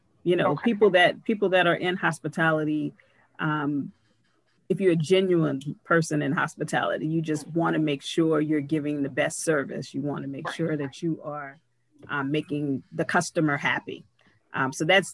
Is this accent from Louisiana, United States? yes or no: yes; New Orleans, Louisiana, United States; I'm a Southern girl. I grew up in New Orleans.